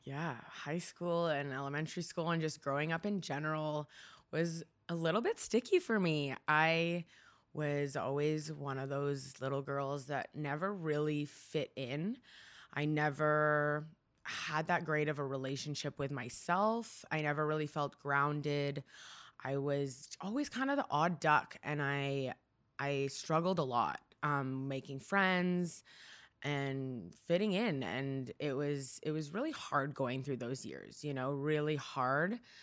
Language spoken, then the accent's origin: English; Markham, Ontario, Canada; first language Hungarian; English is a second language; also born or lived in Toronto; now in Vancouver, Canada; I grew up in Markham, Ontario, so just outside of Toronto, but I was born right downtown